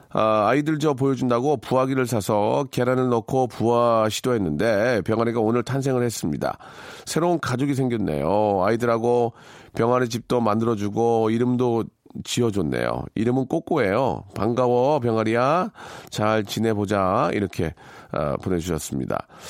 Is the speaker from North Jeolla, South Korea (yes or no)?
yes; Gunsan, North Jeolla, South Korea; 제 고향인 군산